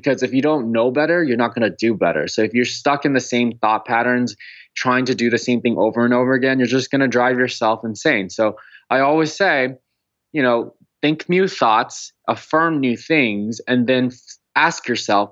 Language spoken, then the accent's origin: English; California, United States; I grew up in California